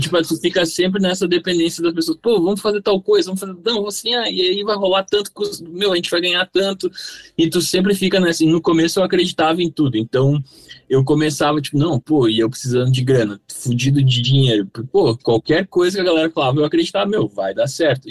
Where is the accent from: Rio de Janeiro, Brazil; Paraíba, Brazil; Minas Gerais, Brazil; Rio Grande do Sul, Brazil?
Rio Grande do Sul, Brazil; Três Coroas; moved away as an adult; now in São Paulo, Brazil; a gente saiu de Três Coroas, que é uma cidade muito pequenininha lá no sul